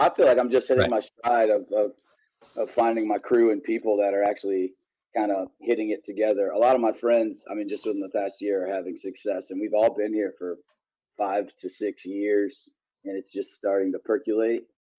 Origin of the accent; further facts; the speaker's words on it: Virginia, United States; moved away as an adult; now in Nashville, United States; I grew up in one of those beautiful areas in the country